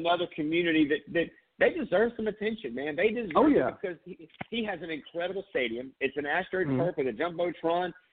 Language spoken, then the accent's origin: English; Myrtle Beach, South Carolina, United States; I grew up in Myrtle Beach. I'm a Myrtle Beach guy